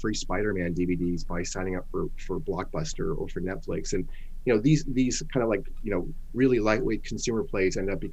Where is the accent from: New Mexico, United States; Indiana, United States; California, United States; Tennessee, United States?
California, United States; San Francisco Bay Area; also born or lived in Los Angeles; I grew up in the San Francisco Bay Area.